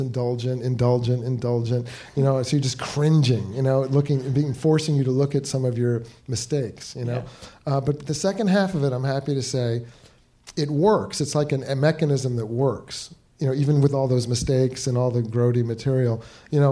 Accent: New York, United States; I'm from New York

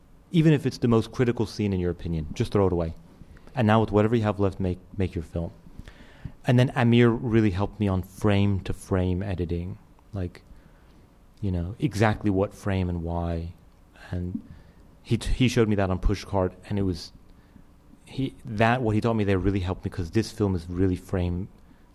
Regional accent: Winston-Salem, North Carolina, United States; my hometown of Winston-Salem, North Carolina

